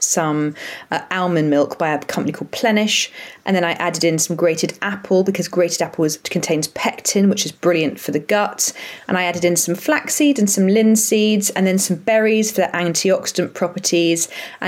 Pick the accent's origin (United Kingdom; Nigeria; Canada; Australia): United Kingdom; Brighton, South East England; moved away as an adult; also born or lived in Leeds; I'm from Brighton originally